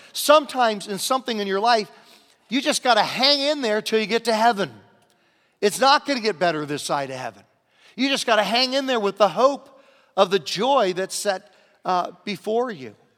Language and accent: English; Virginia, United States; moved away; I grew up in Virginia next door